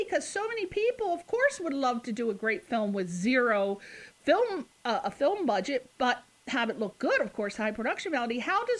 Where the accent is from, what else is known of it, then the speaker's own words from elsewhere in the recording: Connecticut, United States; I'm from Connecticut.